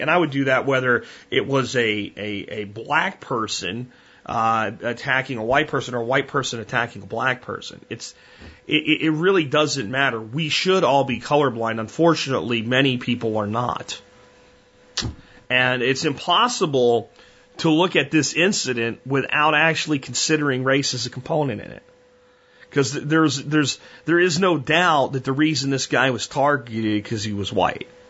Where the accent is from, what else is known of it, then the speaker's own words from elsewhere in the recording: United States; As an American